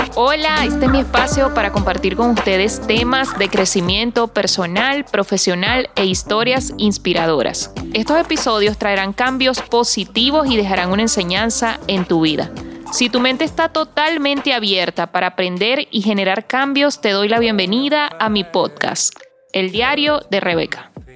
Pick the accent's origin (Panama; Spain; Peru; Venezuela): Venezuela; Barquisimeto, Lara; yo soy de Barquisimeto